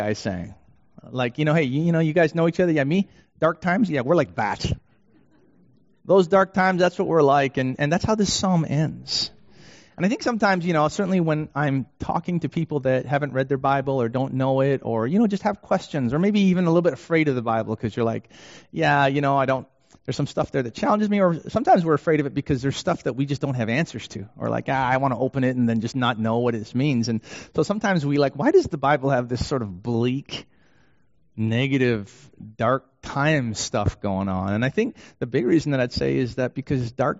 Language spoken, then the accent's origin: English; Canada; also born or lived in Vancouver; now in Detroit, United States; I'm Canadian